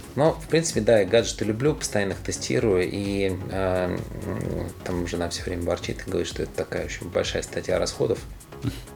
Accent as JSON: {"language": "Russian", "town": "Odesa", "region": "Odesa Oblast", "country": "Ukraine", "tie": "born or raised there", "also_born_or_lived": "Tolyatti, Samara Oblast, Russia / Moscow, Russia", "moved": "yes", "said": "я родился в Одессе"}